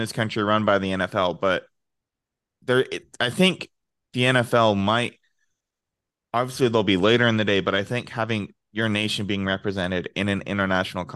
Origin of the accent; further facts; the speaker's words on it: United States; I am American